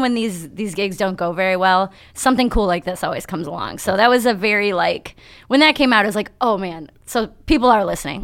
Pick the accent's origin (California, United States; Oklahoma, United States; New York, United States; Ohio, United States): Ohio, United States; Berea; also born or lived in Toledo, Ohio; raised right here in Cleveland, so right by the airport